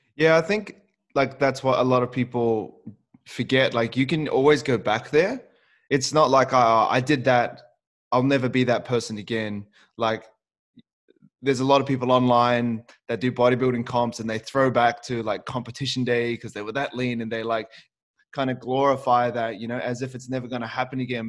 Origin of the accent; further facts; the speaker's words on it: New Zealand; moved away; also born or lived in Auckland; I moved away from my family in New Zealand and I lived on my own.